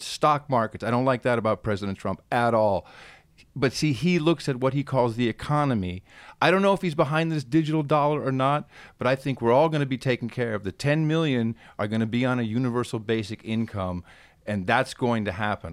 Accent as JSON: {"language": "English", "town": "Amsterdam", "region": "North Holland", "country": "Netherlands", "tie": "born or raised there", "moved": "yes", "lives_now": "Austin, United States", "said": "I grew up in Amsterdam"}